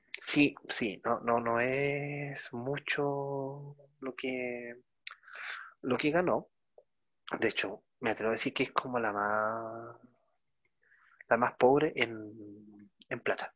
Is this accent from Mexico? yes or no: no; Chile; como lo decimos acá en Chile